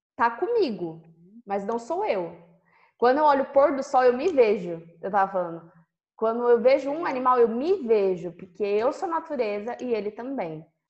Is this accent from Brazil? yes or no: yes; São Paulo, Brazil; eu sou de São Paulo